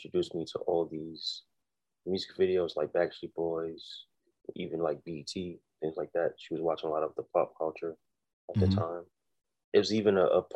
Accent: New York City, New York, United States; I'm from Brooklyn, New York, born and raised.

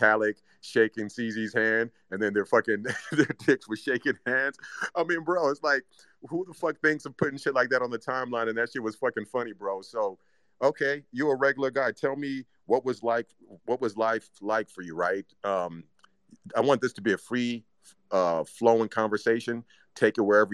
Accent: Zimbabwe; moved away; we're both immigrants, right? Or, you know, I'm from Zimbabwe

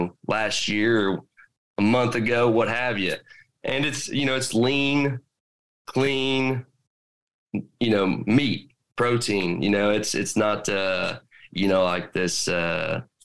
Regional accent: Midwest, United States; I'm from the Midwest

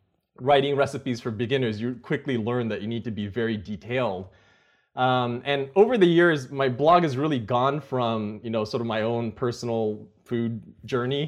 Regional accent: Napa, California, United States; I grew up in Napa, which is not too far from Silicon Valley

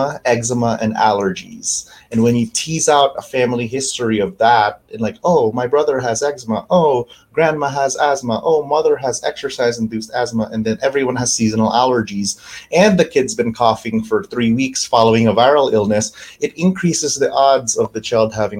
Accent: Canada; also born or lived in New York / Louisville; now in Spokane, United States; I have some family in Canada, and I'm Canadian

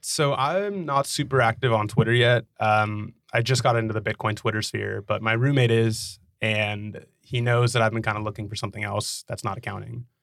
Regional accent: Dallas, Texas, United States; also born or lived in Nashville; I grew up in Dallas

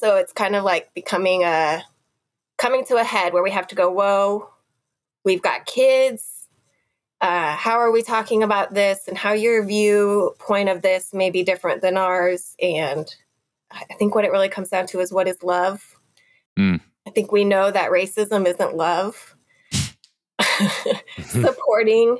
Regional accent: Nebraska, United States; also born or lived in Missouri, United States / South Korea; I grew up in Nebraska and Missouri

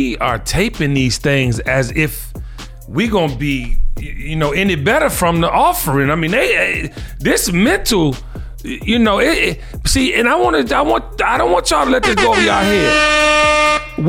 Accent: Washington, District of Columbia, United States; As a young male growing up in the District of Columbia, single parent home

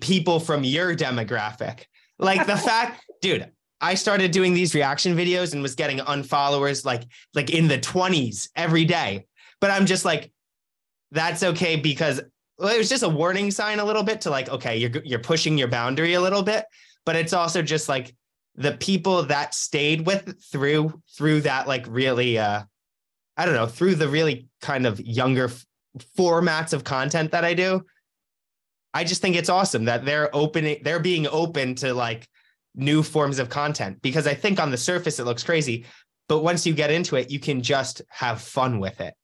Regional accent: New Jersey, United States; moved away as an adult; also born or lived in Los Angeles; I was from New Jersey.

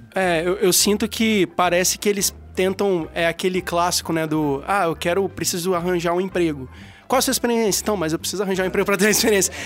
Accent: Espírito Santo, Brazil; eu sendo capixaba

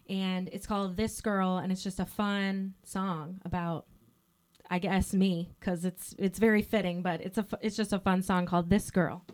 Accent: Sterling Heights, Michigan, United States; also born or lived in Royal Oak, Michigan / East Lansing, Michigan; I grew up in Sterling Heights. I was born in Royal Oak. I grew up in Sterling Heights.

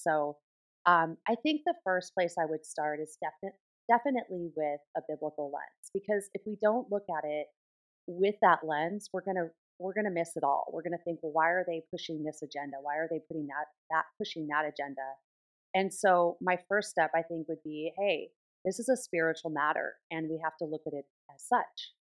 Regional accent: Southern California, United States; I grew up in Southern California, so I was kind of immersed in that kind of Hollywood type atmosphere

